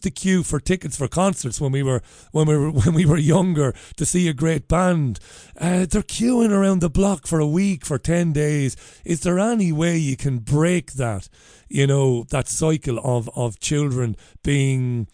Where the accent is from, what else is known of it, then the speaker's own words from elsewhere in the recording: Ireland; accent: Irish; now in United Kingdom; I'm obviously Irish with my accent, but I live in the UK.